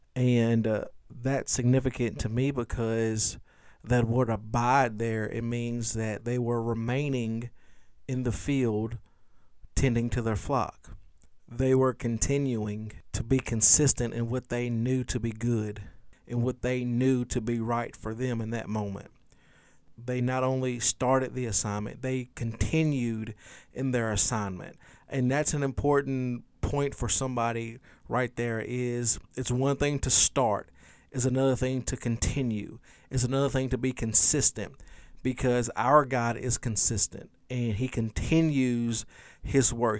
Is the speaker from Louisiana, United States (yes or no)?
yes; Louisiana, United States; in my short thirty-five years of life growing up in Louisiana